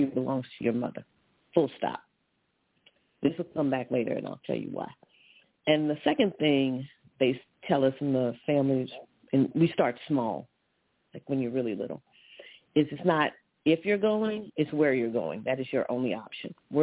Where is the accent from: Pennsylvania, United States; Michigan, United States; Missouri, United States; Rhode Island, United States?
Missouri, United States; moved away as an adult; also born or lived in California; now in New Jersey, United States; I'm a Midwest girl. I grew up in the Show Me State